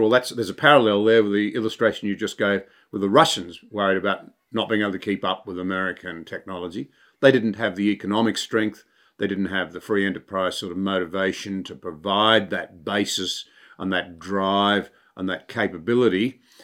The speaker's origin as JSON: {"language": "English", "country": "Australia", "said": "as an Australian"}